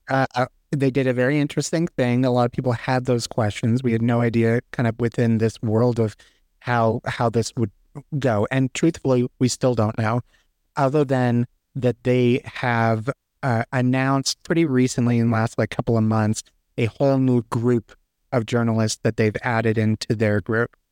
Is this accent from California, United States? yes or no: yes; California, United States; also born or lived in Texas; now in Colorado, United States; I'm from California originally and moved to Texas